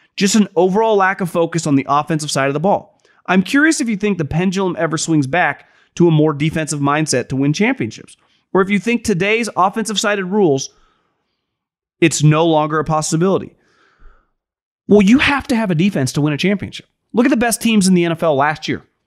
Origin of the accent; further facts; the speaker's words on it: Northern California, United States; I'm born and raised in Northern California